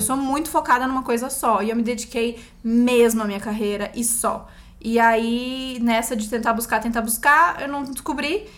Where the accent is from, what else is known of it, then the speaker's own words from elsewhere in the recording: Campinas, São Paulo, Brazil; moved away as an adult; also born or lived in Bauru; now in São Paulo, Brazil; eu nasci em Campinas há 33 anos atrás